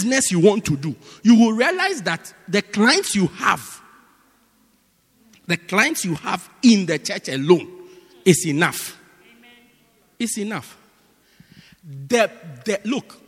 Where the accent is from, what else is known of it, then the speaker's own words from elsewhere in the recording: Johannesburg, Gauteng, South Africa; I'm from Joburg